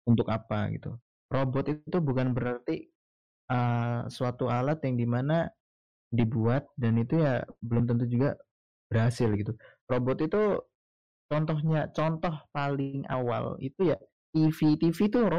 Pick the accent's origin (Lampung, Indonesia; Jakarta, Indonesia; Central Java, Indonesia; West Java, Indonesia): Lampung, Indonesia; Metro; karena menurut gua kota gua kan kota metro nih